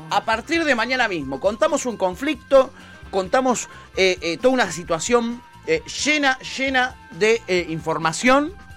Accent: Recoleta, Buenos Aires, Argentina; yo soy de Recoleta, ¿ok? Yo no soy de Palermo

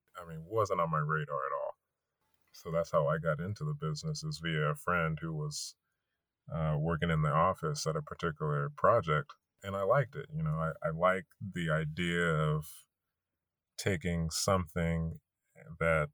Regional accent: Fresno, California, United States; moved away as an adult; now in San Diego, United States; I'm from Fresno

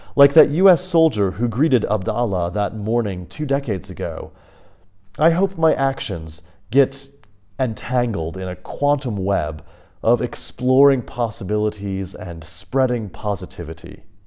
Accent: United States; moved away as an adult; also born or lived in Kansas; growing up in the States, life there felt foreign.

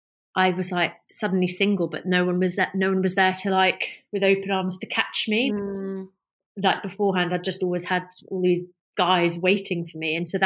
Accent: North West England, United Kingdom; I mean, I grew up in the Lake District, you know, like, well, that was where my school was.

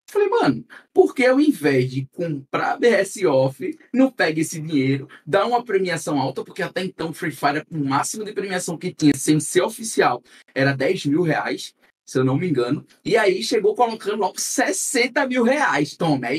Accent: Northeast Region, Brazil; accent: nordestino; como eu sou nordestino, e a gente sabe que o sotaque nordestino já é um pouco é arrastado.

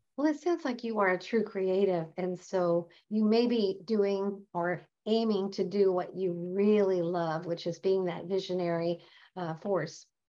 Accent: Nebraska, United States; moved away; I happen to have grown up in the Midwest, and back in the day, I'm from Nebraska originally

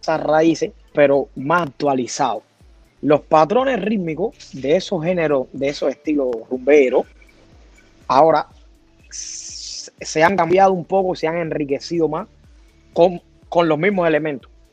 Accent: Artemisa, Cuba; moved away as an adult; also born or lived in Sweden; now in Australia; Yo soy de Artemisa, que antiguamente era un municipio que pertenecía a la provincia de La Habana.

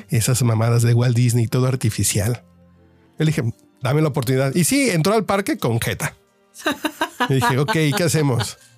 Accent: Mexico City, Mexico; Yo soy chilango

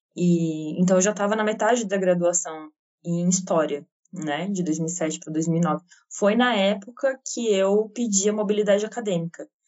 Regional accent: Santa Catarina, Brazil; eu sou catarinense

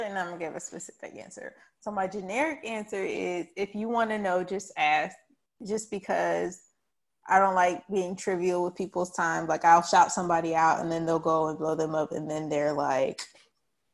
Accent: Charlotte, North Carolina, United States; I'm still from East Charlotte

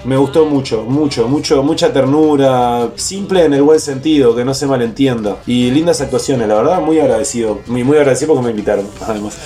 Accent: Uruguay; nací en Uruguay

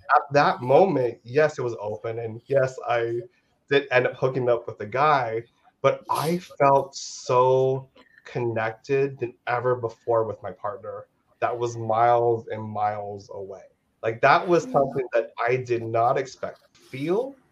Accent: United States; now in Los Angeles, United States; I'm Filipino American. So I was born in the states

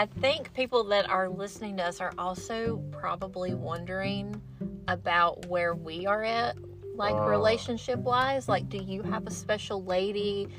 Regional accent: North Carolina, United States; We are both from North Carolina.

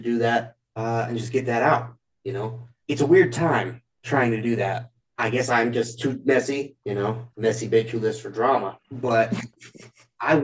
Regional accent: Alabama, United States; I'm from Alabama

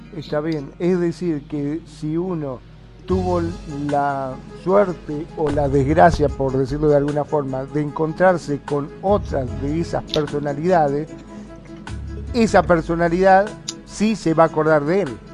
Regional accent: Argentina; aquí en mi país, en Argentina

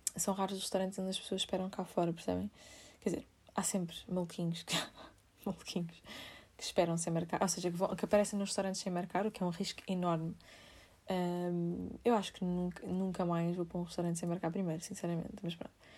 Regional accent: Amadora, Lisbon, Portugal; sou da Amadora

